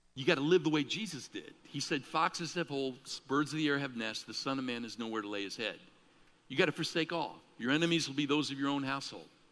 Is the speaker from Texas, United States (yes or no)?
no; Chicago, Illinois, United States; I grew up in Chicago